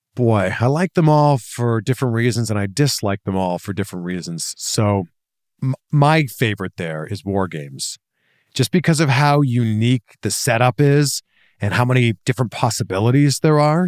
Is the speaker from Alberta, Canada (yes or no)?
no; Toronto, Ontario, Canada; moved away as an adult; that's my hometown